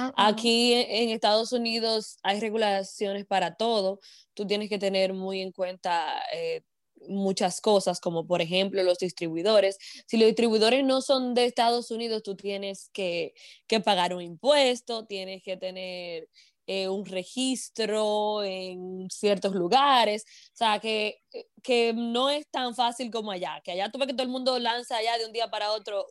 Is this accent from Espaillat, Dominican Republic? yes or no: yes; Moca, Espaillat, Dominican Republic; moved away as an adult; now in United States; soy mocana, dominicana de pura cepa